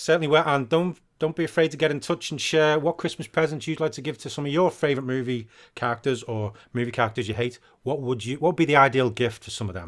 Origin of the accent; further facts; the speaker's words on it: United Kingdom; I'm British.